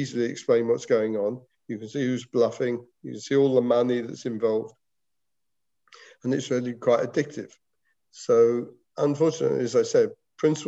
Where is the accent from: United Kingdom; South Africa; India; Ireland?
United Kingdom; England; moved away; when I was a schoolboy, we in England had a huge schools competition